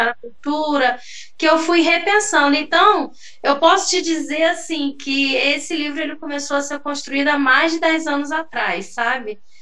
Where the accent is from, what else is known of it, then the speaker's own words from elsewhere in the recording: São Gonçalo, Rio de Janeiro, Brazil; moved away as an adult; also born or lived in interior of Bahia; now in Bahia, Brazil; Eu morava em São Gonçalo, porque eu sou de São Gonçalo